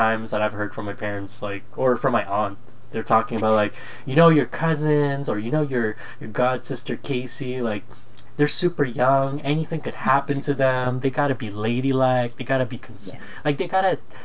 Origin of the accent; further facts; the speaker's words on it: Philippines; moved away; I was born in the Philippines